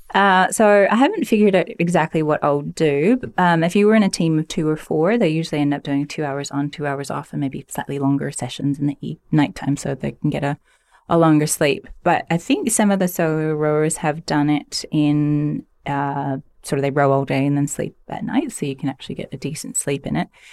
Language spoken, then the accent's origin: English; Stouffville, Ontario, Canada; I grew up in Stovall, Ontario